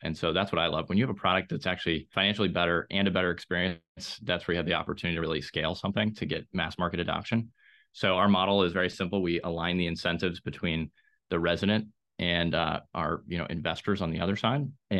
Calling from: Raleigh-Durham, North Carolina, United States; Raleigh-Durham is in North Carolina. It's one of the fastest growing metros in the country here.

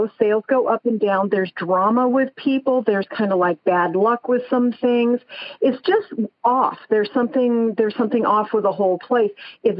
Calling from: San Andreas, California, United States; Oh, I am from San Andreas, California.

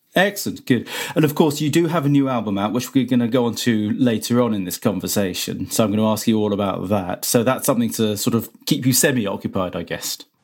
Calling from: Cheltenham, South West England, United Kingdom; I'm I'm calling from from Cheltenham

